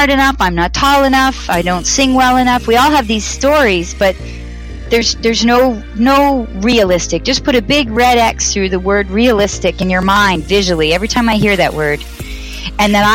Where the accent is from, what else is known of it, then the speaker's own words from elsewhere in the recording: Toronto, Ontario, Canada; from Toronto